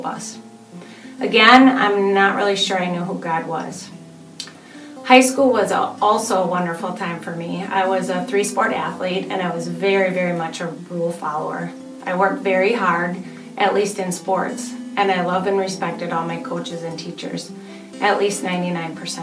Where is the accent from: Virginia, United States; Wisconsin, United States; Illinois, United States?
Wisconsin, United States; Oshkosh; I grew up in Oshkosh and am the youngest of six kids